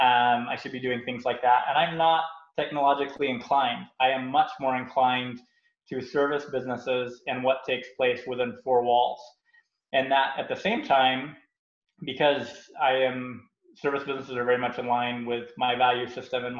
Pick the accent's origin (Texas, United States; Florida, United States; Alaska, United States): Florida, United States; South; moved away as an adult; also born or lived in Utah; I'm from South Florida.